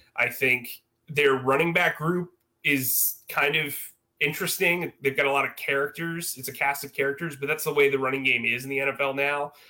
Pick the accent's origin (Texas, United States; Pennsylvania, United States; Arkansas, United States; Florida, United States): Florida, United States; South; also born or lived in Northern New Jersey; I'm originally from Northern Jersey. I grew up in South Florida.